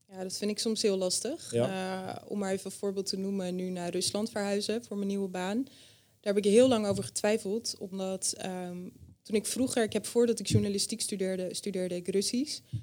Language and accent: Dutch; Friesland, Netherlands; moved away; Ik ben opgegroeid in Friesland bij mijn ouders